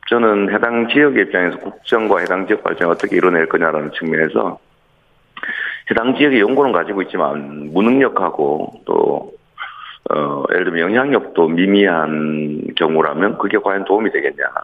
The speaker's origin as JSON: {"language": "Korean", "town": "Seongnam", "region": "Gyeonggi Province", "country": "South Korea", "said": "더군다나 저는 성남 사람이었다가 경기도 사람이었다가"}